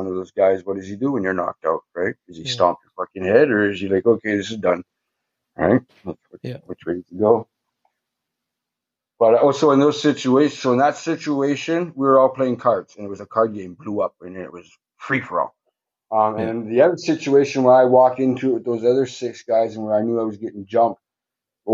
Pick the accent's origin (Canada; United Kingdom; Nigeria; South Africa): Canada; Thunder Bay, Ontario; also born or lived in Pays Plat First Nation; I'm from Thunder Bay. My reserve is Pace Platte.